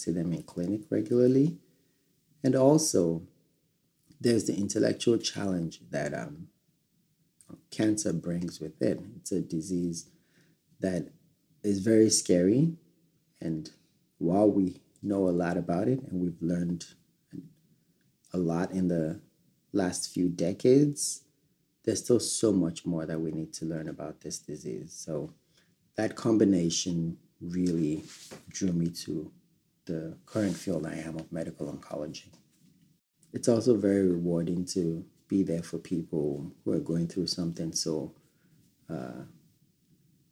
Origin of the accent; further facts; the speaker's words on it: Nigeria; moved away as an adult; now in United States; I was born in Nigeria, one of two children.